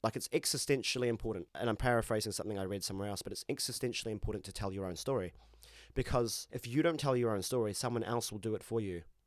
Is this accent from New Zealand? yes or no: yes; Christchurch, Canterbury, New Zealand; I grew up in Christchurch